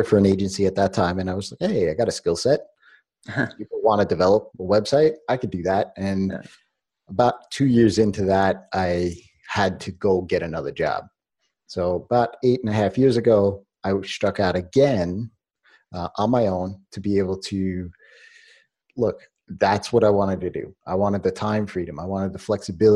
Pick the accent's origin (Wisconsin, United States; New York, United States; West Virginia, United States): New York, United States; I was born in New York